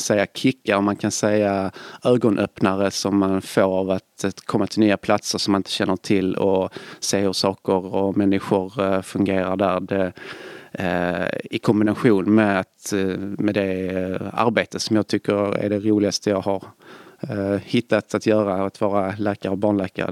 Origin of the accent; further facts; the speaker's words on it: Svedala, Skåne, Sweden; now in Gothenburg, Sweden; Jag kommer från eh, Svedala utanför Malmö